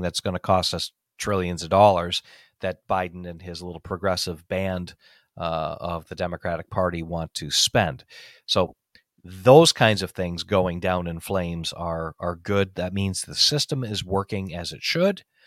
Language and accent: English; United States; I'm an American, you're an American, I'm a patriot, you're a patriot.